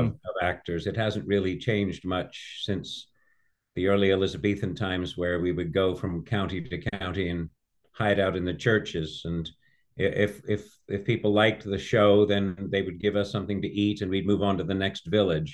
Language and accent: English; California, United States; also born or lived in England; I was raised in America